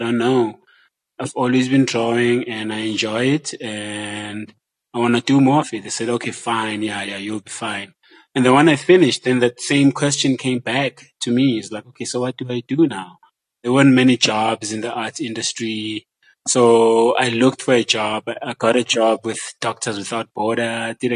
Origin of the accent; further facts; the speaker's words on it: Johannesburg, Gauteng, South Africa; I grew up in Joburg.